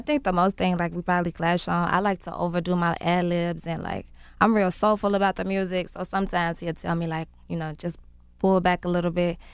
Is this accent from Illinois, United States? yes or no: yes; Chicago, Illinois, United States; I've been making music for a long time. I'm from Chicago